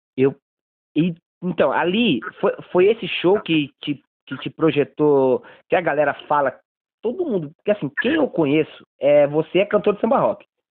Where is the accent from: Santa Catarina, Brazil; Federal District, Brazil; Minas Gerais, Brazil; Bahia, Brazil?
Bahia, Brazil; now in São Paulo, Brazil; eu, sou baiano